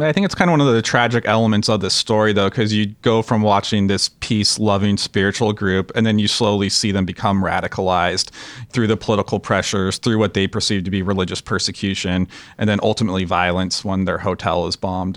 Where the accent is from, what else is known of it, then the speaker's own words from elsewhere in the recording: Los Angeles, California, United States; we grew up in Los Angeles